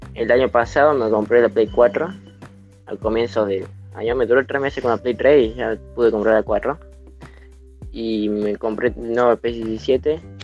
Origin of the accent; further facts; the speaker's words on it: Salta, Argentina; Soy argentino de la ciudad de Salta